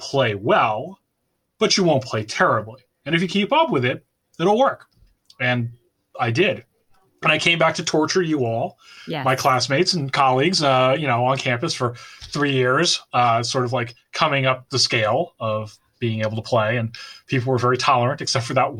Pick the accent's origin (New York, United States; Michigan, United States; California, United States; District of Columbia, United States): New York, United States; Bronxville; Growing up in Bronxville in the Cub Scouts Memorial Day Parade